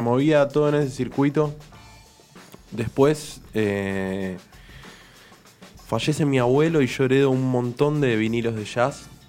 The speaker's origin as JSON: {"language": "Spanish", "region": "Buenos Aires", "country": "Argentina", "tie": "born or raised there", "said": "Yo soy de, del corazón de Palermo. Ajá. nací, crecí en Palermo, después emigré. Pero es mi origen. Yo soy porteño."}